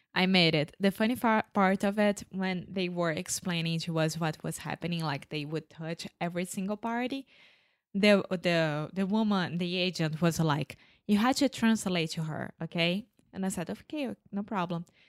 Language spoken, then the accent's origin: English; Brazil; Where are you coming from? Brazil.